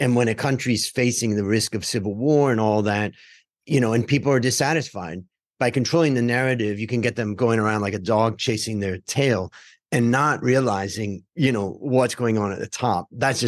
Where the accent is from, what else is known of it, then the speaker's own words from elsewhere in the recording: Cleveland, Ohio, United States; And I grew up in Cleveland.